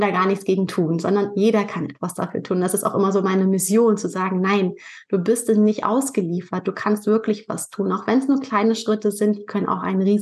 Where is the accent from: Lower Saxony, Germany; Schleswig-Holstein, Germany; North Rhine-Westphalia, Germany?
Schleswig-Holstein, Germany; Pinneberg; Ich komme aus Pinneberg. Das ist bei Hamburg, also im hohen Norden von Deutschland.